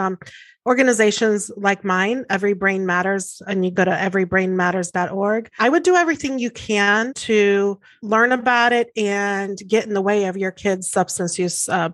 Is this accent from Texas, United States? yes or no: no; Pueblo, Colorado, United States; moved away as an adult; now in Houston, United States; I'm from Pueblo, Colorado